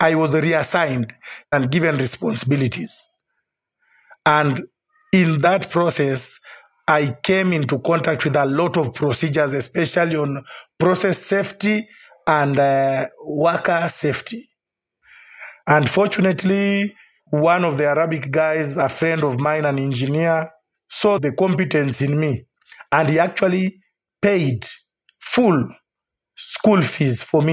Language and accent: English; Kenya; also born or lived in Qatar; I'm a Kenyan.